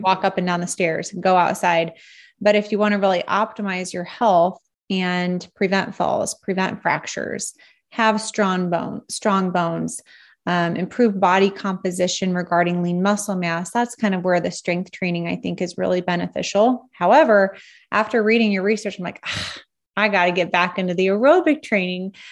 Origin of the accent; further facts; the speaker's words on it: Nebraska, United States; I'm pretty much from Nebraska